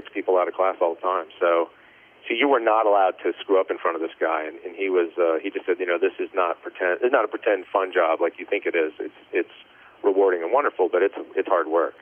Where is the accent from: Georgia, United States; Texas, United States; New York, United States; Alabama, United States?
Texas, United States; El Paso; moved away; also born or lived in Raleigh, North Carolina; I actually grew up in El Paso, Texas, um, West Texas